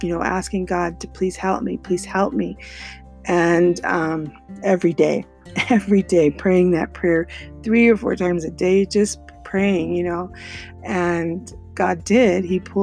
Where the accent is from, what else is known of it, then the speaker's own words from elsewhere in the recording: Colorado, United States; moved away as an adult; also born or lived in California; I moved from California to Colorado, where I was born and raised